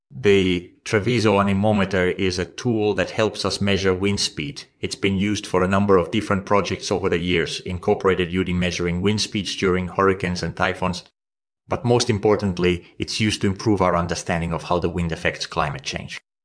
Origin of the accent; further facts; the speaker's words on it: Estonia; I grew up in Estonia